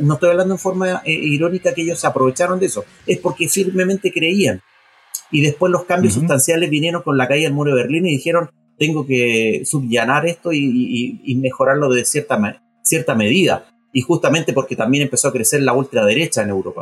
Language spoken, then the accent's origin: Spanish; Chile